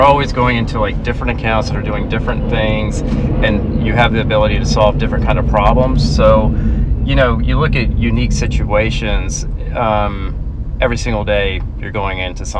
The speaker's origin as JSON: {"language": "English", "region": "Georgia", "country": "United States", "tie": "born or raised there", "said": "I grew up in Georgia. Lived here all my life"}